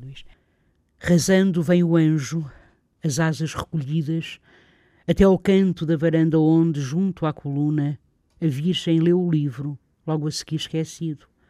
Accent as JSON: {"language": "Portuguese", "area": "the North", "region": "Norte", "country": "Portugal", "said": "eu sou daqui do Norte"}